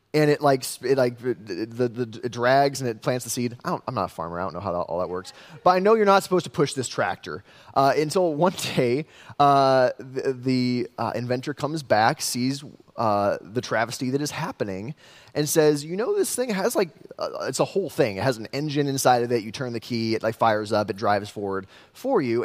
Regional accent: West Des Moines, Iowa, United States; I grew up in West Des Moines, city boy through and through

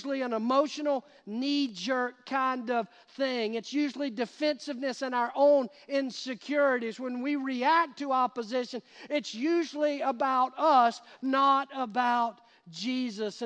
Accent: United States; we as American Christians

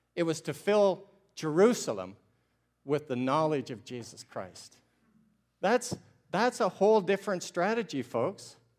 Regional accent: Ontario, Canada; I'm a Canadian from Ontario, and I'm a missionary to Canada

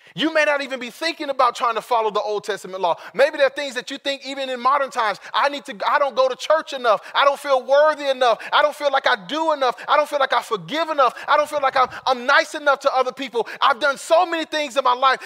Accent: Sacramento, California, United States; I was born in Sacramento, California

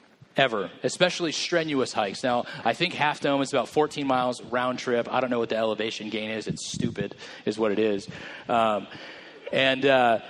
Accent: Merced, California, United States; I grew up in Merced

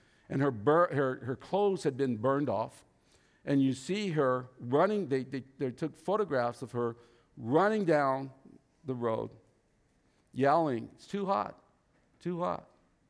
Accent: Vietnam; English is a second language; moved away; I was raised in a different religion. I was raised in Cao Dai religion in Vietnam, but I was missing something.

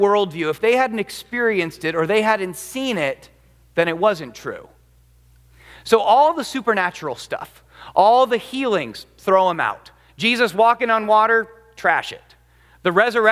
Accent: United States; as an American

